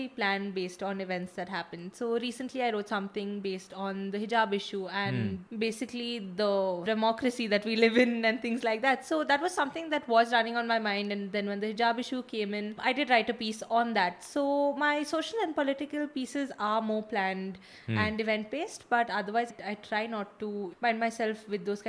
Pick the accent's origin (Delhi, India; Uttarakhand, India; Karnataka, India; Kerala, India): Karnataka, India; Bangalore; I was born and brought up in Bangalore